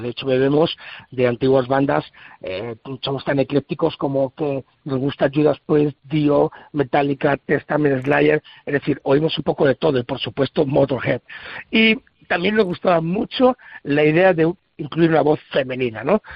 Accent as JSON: {"language": "Spanish", "town": "San Sebastián", "region": "Basque Country", "country": "Spain", "moved": "yes", "lives_now": "Salamanca, Spain", "said": "yo soy de tierras de San Sebastián, aunque bueno, adoptado aquí en Salamanca desde hace muchísimos años."}